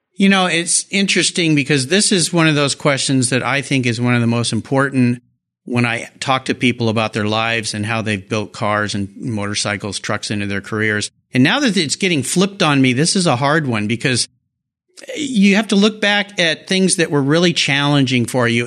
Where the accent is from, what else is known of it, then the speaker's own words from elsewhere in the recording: La Jolla, California, United States; I grew up in Southern California in La Jolla